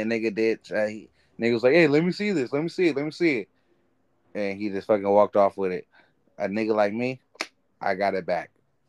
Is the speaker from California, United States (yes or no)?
yes; Oakland, California, United States; now in Alameda, United States; I'm from East Oakland, but I live in Bay Farm, Alameda.